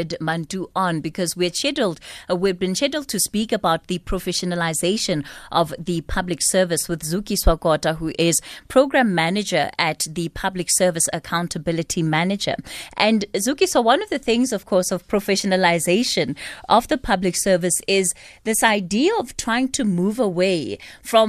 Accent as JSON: {"language": "English", "country": "South Africa", "said": "we as the South African public"}